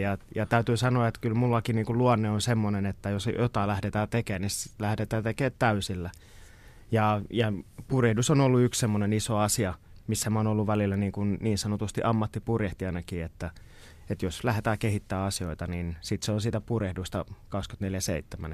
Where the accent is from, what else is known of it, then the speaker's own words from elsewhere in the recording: Kotka, Kymenlaakso, Finland; mä oon syntynyt Kotkassa meren äärellä ja se on ollut osa mun niin kuin identiteetti ihan pienestä pitäen